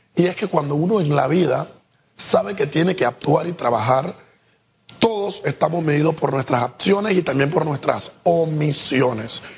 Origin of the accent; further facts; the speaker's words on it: Panama; nosotros como pueblo panameño